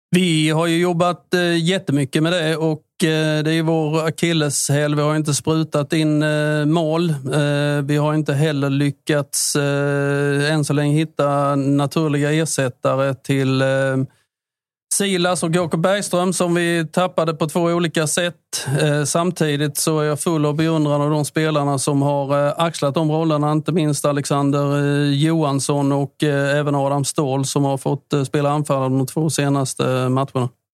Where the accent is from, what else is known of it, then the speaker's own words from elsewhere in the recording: Listerlandet, Blekinge, Sweden; vi är från Listerlandet